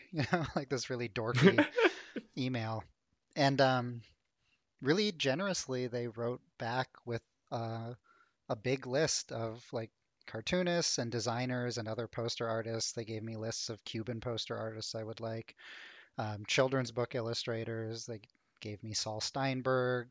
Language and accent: English; Ottawa, Ontario, Canada; now in Toronto, Canada; I grew up in Ottawa